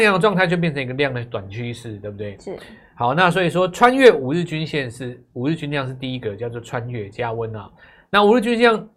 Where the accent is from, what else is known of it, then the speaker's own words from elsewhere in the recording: Taiwan; 我们是台湾来的啊